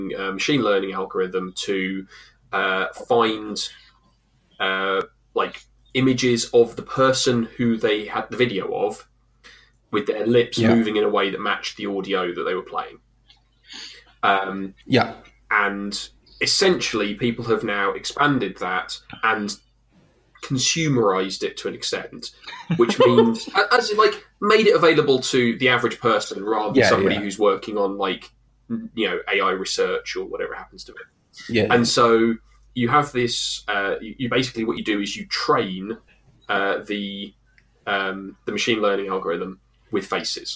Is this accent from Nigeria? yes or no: no; England, United Kingdom; we're also English